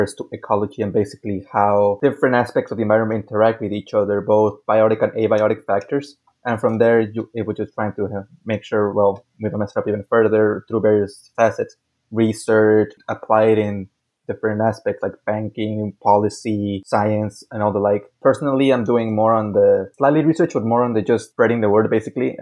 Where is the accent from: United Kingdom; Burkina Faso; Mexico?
Mexico; also born or lived in Hidalgo, Texas; I was born in Hidalgo, Texas, but lived most of my life in Mexico